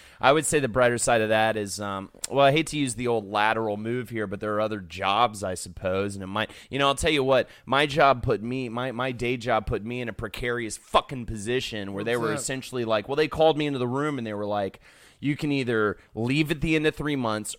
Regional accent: the South, United States; I grew up in the South

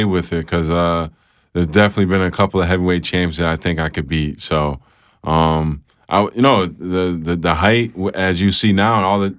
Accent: Rochester, New York, United States; Rochester, New York, upstate New York.

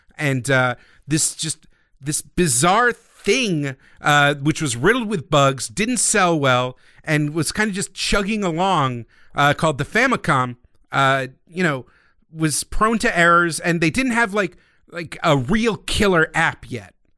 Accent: United States; being an American Nintendo fan in early childhood

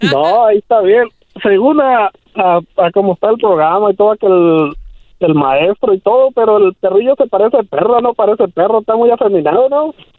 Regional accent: Michoacán, Mexico; moved away as an adult; also born or lived in Oregon, United States; now in United States; Nací en Oregon, pero ya me crié en Michoacán

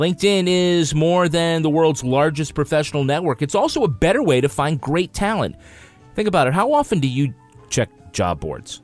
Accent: United States; I'm American. I'm of, I, my, you know, family comes from Ireland

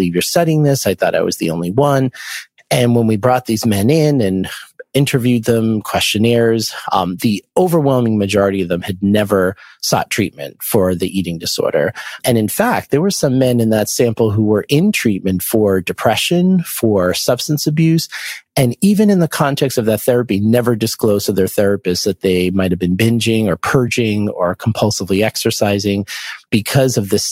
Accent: Boston, Massachusetts, United States; I'm from the Boston area

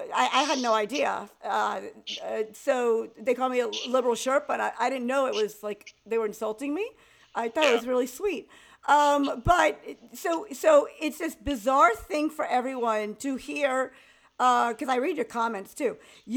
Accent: Georgia, United States; accent: Southern; I have a Southern accent. I'm from Georgia and I'm a white guy

